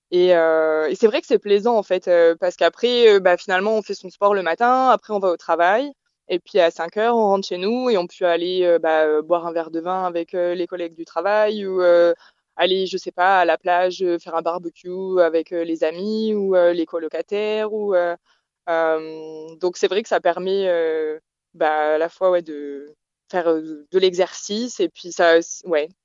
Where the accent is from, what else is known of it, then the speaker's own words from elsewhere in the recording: France; moved away as an adult; now in Perth, Australia; je suis française